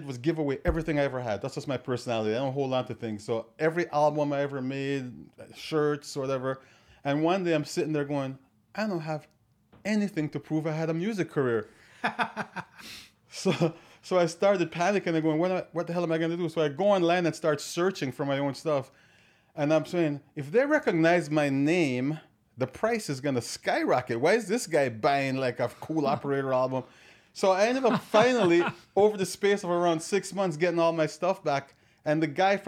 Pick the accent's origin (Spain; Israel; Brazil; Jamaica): Jamaica; Watermount, Saint Catherine; also born or lived in Clarendon, Jamaica; now in Toronto, Canada; I was born in a place called Clarendon, but I grew up on a farm up in the mountain area called Watermount, St. Catharines.